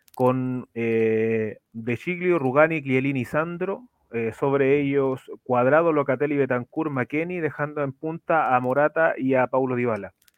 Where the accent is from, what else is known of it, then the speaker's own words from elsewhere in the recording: Chile; para los que somos de Chile